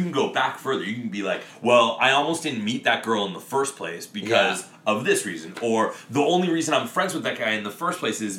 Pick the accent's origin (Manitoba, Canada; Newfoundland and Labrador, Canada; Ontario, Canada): Ontario, Canada; Windsor; it's on fucking Windsor Street and I'm from Windsor.